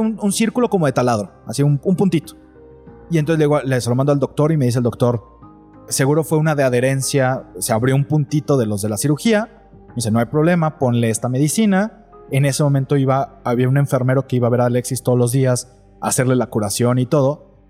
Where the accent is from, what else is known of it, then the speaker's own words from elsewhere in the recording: Mexico City, Mexico; now in Guadalajara, Mexico; yo soy de Ciudad de México